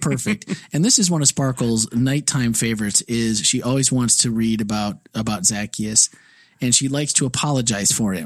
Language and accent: English; Midwest, United States; now in Florida, United States; I'm a Midwesterner